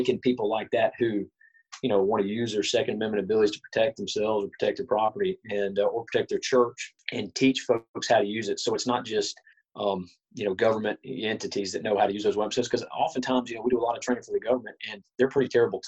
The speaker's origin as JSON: {"language": "English", "region": "Alabama", "country": "United States", "tie": "born or raised there", "also_born_or_lived": "Virginia", "said": "I'm from Alabama. I was actually born in Virginia, but, you know, we grew up in Alabama."}